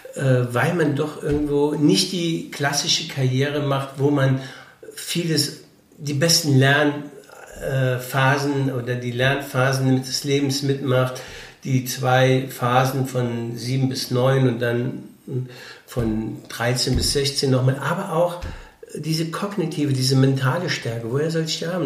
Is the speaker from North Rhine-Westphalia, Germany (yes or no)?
no; Rittersdorf, Rhineland-Palatinate, Germany; ich bin in Bitburg, also in Rittersdorf, groß geworden, in einem Ort mit 1000 Einwohnern